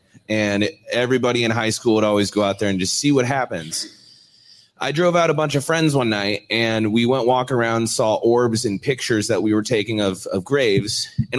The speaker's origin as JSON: {"language": "English", "town": "Omaha", "region": "Nebraska", "country": "United States", "said": "Omaha, Nebraska, yeah."}